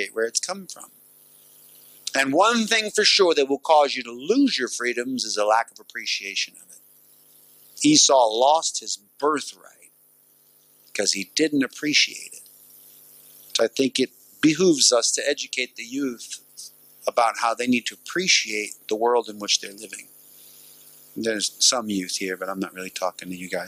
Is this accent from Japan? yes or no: no; United States; as an American